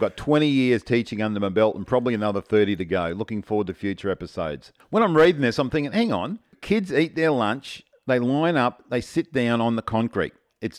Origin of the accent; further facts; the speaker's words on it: Australia; accent: Australian; She said that her son was struggling to understand me at times due to my heavy Australian accent.